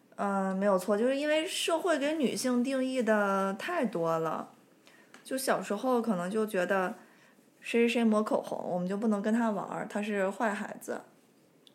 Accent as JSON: {"language": "Chinese", "region": "Hohhot / Inner Mongolia", "country": "China", "accent": "Hohhot dialect"}